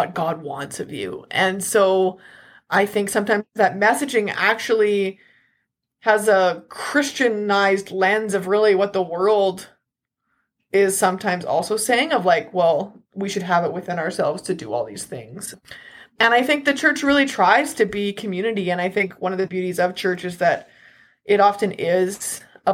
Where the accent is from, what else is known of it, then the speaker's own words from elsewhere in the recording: Southern Alberta, Canada; I was raised in Southern Alberta, and now I live here again